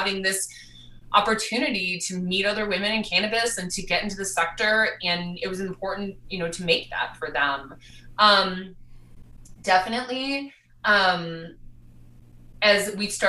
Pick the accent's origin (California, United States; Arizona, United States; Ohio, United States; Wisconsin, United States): Wisconsin, United States; Milwaukee; moved away as an adult; also born or lived in New York City; now in Denver, United States; I grew up in Milwaukee, Wisconsin